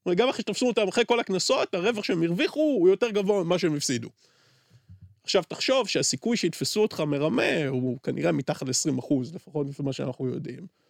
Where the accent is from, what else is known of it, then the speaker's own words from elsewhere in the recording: Beersheba, Southern District, Israel; אני בתור באר שבעי שגדל בשכונת פשע